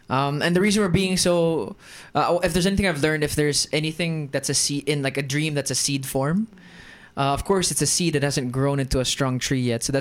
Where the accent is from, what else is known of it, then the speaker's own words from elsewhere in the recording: Germany; accent: American; I'm half Filipino. I am half British. I sound American, and I grew up in Germany. So I am the definition of a third culture kid.